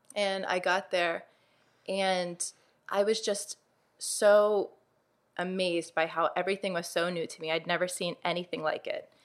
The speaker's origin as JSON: {"language": "English", "town": "Uniontown", "region": "Pennsylvania", "country": "United States", "tie": "born or raised there", "said": "I grew up in Uniontown, Pennsylvania"}